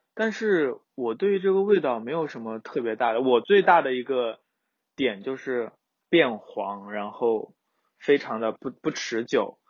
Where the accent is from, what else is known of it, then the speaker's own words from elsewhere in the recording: southern China, China; 作为一个南方人